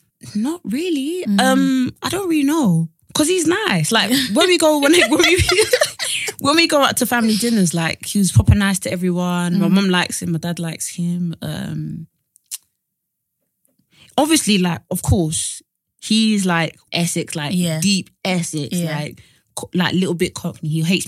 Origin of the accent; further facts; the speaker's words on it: Nigeria; Like, you know, I'm black, I'm Nigerian, you know, racism happens, all this stuff.